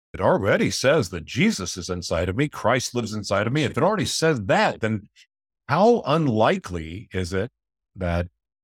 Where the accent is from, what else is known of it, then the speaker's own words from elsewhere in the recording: Oklahoma, United States; also born or lived in Hawaii / Florida / California / Nevada; now in Minnesota, United States; Growing up in Oklahoma, it just was different. So moving to Hawaii and moving to Florida, moving to California and then Vegas, Mexico, and now even in Minnesota, being around Native people again.